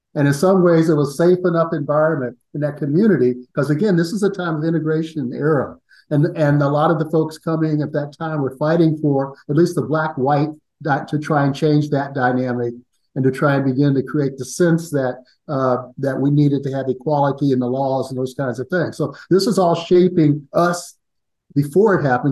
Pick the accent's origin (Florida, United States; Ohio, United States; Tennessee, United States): Ohio, United States; Columbus; I grew up in Columbus, Ohio.